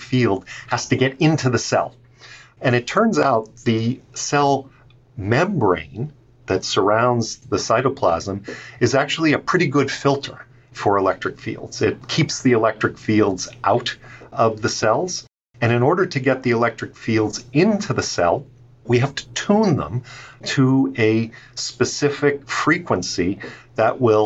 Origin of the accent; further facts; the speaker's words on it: outside of Baltimore, Maryland, United States; I grew up outside of Baltimore